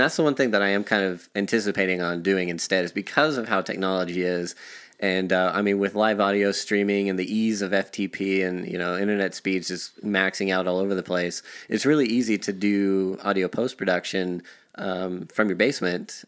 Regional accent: Artesia, New Mexico, United States; now in Denver, United States; I was uh, practically born and raised in New Mexico

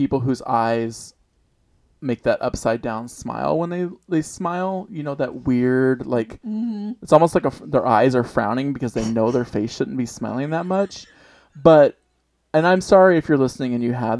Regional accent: United States; I'm American

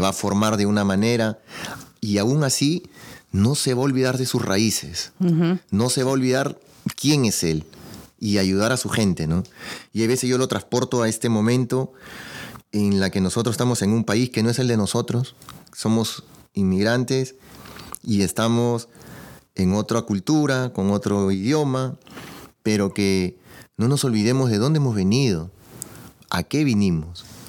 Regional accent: Peru; yo soy de Perú

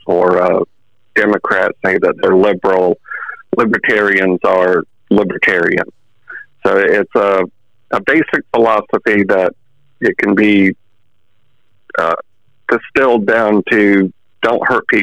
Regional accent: Pensacola, Florida, United States; also born or lived in Orange Park, Florida; I was born in Pensacola, raised in the Panhandle.

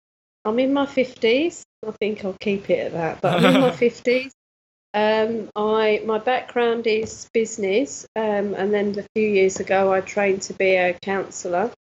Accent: Nottingham, East Midlands, United Kingdom; born there; also born or lived in Cyprus; my parents are from Nottingham, mm-hmm. and my father was in the Air Force, so okay. I was born in Nottingham. And then we went to, he was stationed in Cyprus

